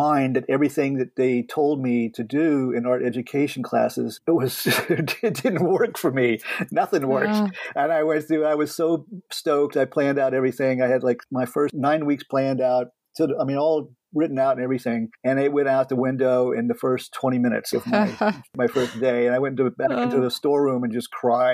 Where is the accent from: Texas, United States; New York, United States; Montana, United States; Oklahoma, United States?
Texas, United States; San Antonio; also born or lived in Northeast United States; now in Northeast, United States; I'm from San Antonio